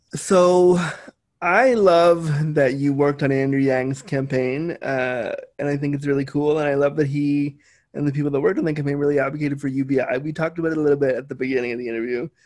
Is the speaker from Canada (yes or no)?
yes; Canada; I am Canadian.